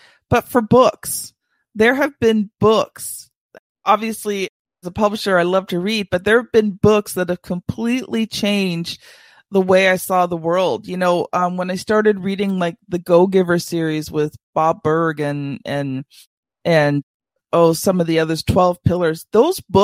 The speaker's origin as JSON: {"language": "English", "region": "Ontario", "country": "Canada", "said": "I'm Canadian"}